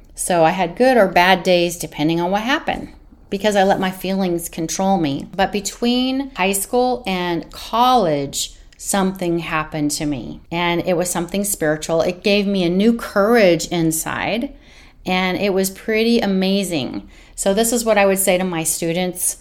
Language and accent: English; Northern California, United States; also born or lived in San Diego; I'm from Northern California